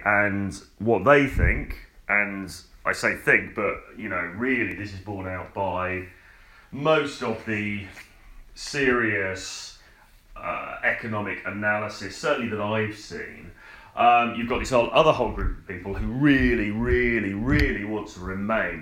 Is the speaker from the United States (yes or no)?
no; United Kingdom; also born or lived in London; I'm a British guy. I'm standing in an apartment in in London